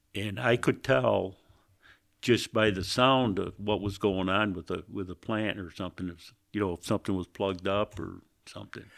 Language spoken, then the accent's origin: English; Greece, New York, United States; I was born in Greece, Greece, New York, which is outside of Rochester there